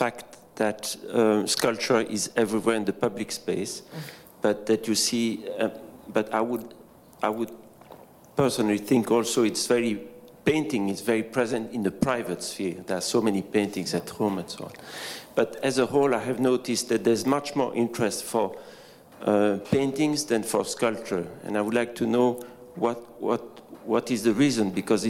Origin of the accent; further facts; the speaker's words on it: Belgium; I'm from Belgium.